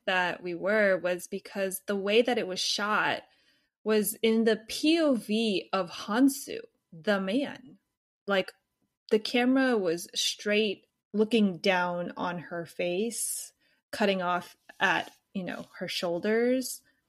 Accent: United States; We're American, so I guess we're just too radicalized.

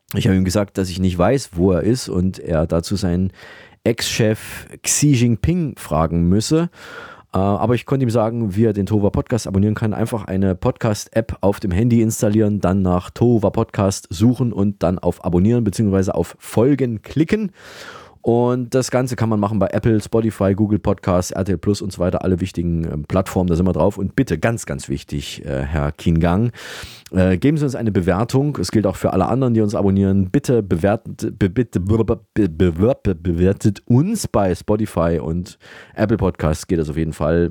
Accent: Austria; bei uns in Österreich

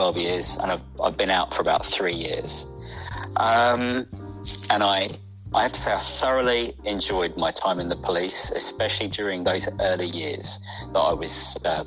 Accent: Isleworth, London, United Kingdom; I grew up a little outside Isleworth. So it's Greater London, really

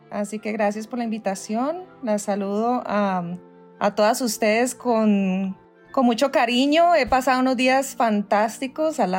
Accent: Cali, Valle del Cauca, Colombia; now in New York, United States; soy caleña primero que todo tierra, sí colombiana caleña vivo en este momentico en Estados Unidos en Nueva York hace 20 años.

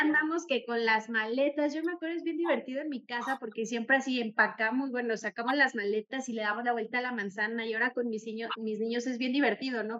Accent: Mexico; como buenos mexicanos que somos

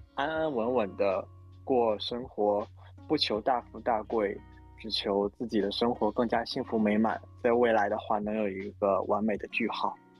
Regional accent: Northeast China, China; now in Shanghai, China; 我是一个东北人，工作在上海

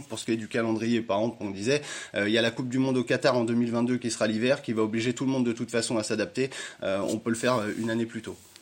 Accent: Burgundy, Bourgogne-Franche-Comté, France; on est de Bourgogne

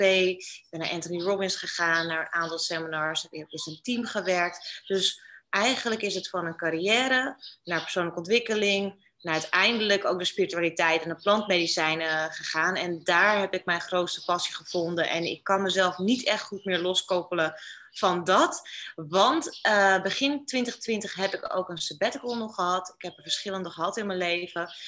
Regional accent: Netherlands; moved away as an adult; now in Bali, Indonesia; als Nederlander

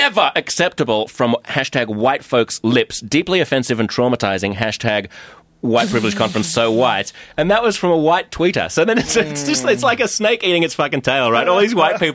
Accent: Australia; accent: Australian; now in United States; I'm Australian

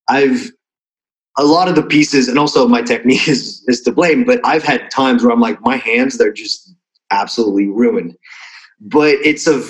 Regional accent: Switzerland; first language Russian; English is a second language; now in Budapest, Hungary; I was born and raised in Switzerland to Russian parents who immigrated out of Russia

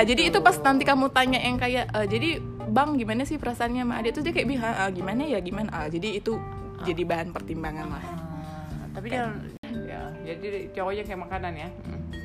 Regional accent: Batak, North Sumatra, Indonesia; saya Batak

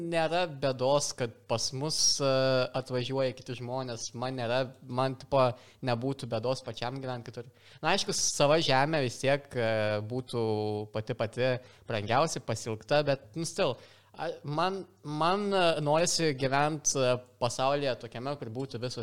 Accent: Lithuania

